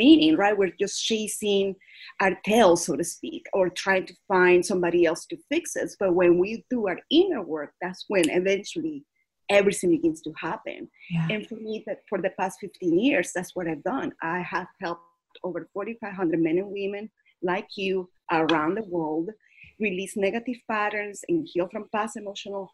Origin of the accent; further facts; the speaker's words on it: Caracas, Capital District, Venezuela; now in United States; I was born and raised in Caracas, Venezuela